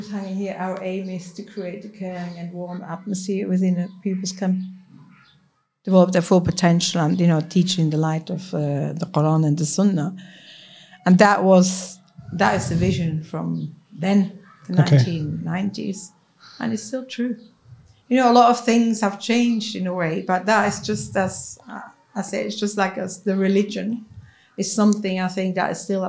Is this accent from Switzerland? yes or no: yes; Switzerland; first language Swiss German; English is a second language; moved away as an adult; now in Manchester, United Kingdom